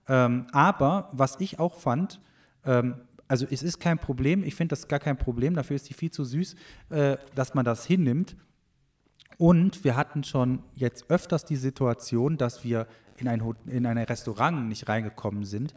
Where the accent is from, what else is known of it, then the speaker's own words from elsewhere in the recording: Germany; bei uns in Deutschland